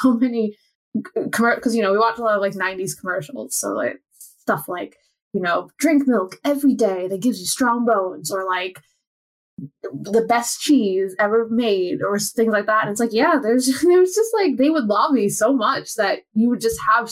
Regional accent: United States; moved away; the American on this podcast

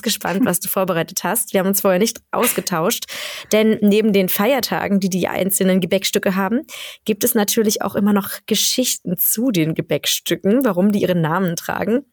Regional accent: Germany; now in Sweden; für mich ist es als Deutsche

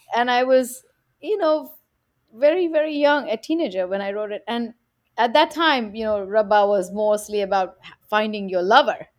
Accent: India; now in New York, United States; growing up in India, in South Asia

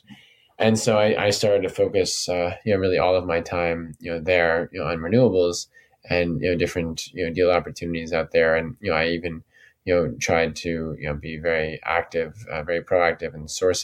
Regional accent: New York, United States; growing up in New York and being in the city

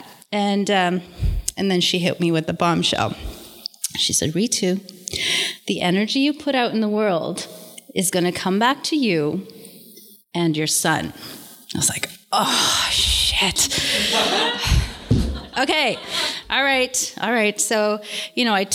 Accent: Toronto, Ontario, Canada; I was born and raised in Toronto.

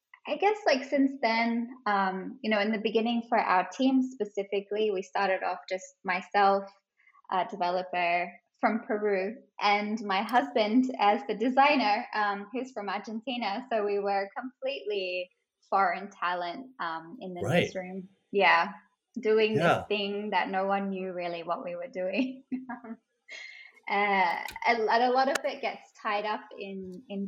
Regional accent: Australia; accent: Australian; moved away as an adult; now in Singapore; I have an Australian accent and I'm originally from Australia. I moved to Singapore about 8 years ago now

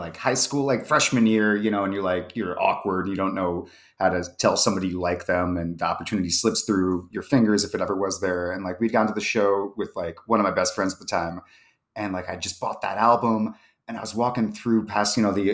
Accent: Paterson, New Jersey, United States; moved away; I grew up in New Jersey, like 40 minutes from New York

